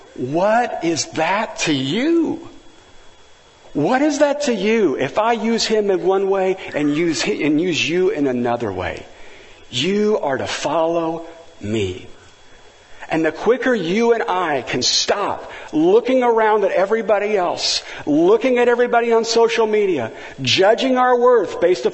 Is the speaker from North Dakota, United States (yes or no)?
no; Valencia, California, United States; He says, where are you from? And I said, Valencia, California.